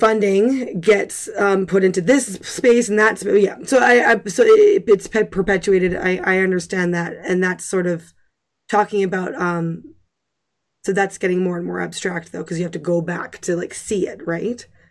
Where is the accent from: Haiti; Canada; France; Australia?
Canada; I'm a Canadian